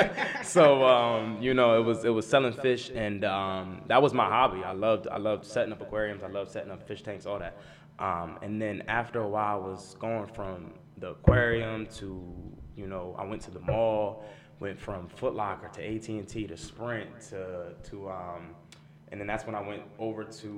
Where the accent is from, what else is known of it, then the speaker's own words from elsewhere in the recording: Ewing, New Jersey, United States; Born and raised in Ewing